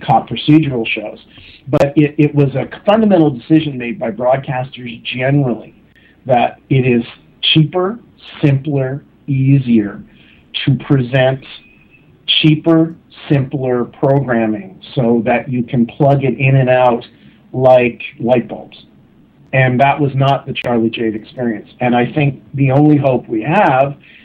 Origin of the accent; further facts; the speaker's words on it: Canada; I'm Canadian.